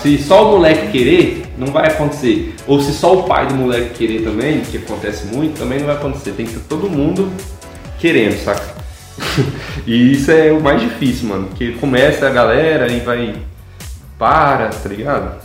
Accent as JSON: {"language": "Portuguese", "town": "Rio Verde", "region": "Goiás", "country": "Brazil", "tie": "born or raised there", "said": "nasci no Rio Verde, Goiás. E aí fui crescendo aí"}